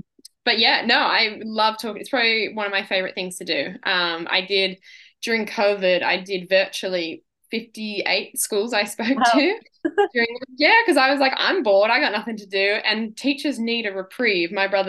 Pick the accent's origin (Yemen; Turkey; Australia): Australia; Yeah. I have a lot of pride being an Aussie and being a female in the sport.